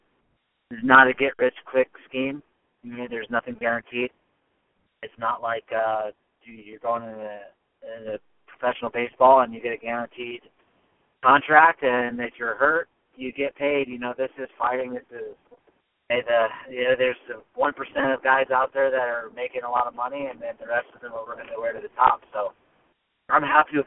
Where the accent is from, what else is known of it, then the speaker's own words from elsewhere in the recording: Davenport, Iowa, United States; now in Denver, United States; I'm from Davenport, Iowa